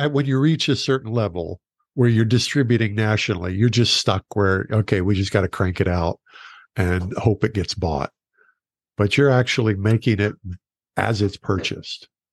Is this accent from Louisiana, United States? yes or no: no; Oklahoma, United States; moved away; also born or lived in Texas; I grew up in Oklahoma